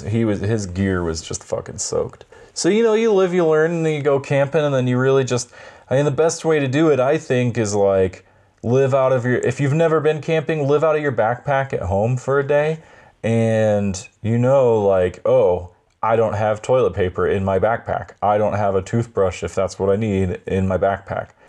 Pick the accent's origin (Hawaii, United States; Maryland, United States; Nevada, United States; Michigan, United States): Hawaii, United States; moved away; I've jumped off piers when I was growing up in Hawaii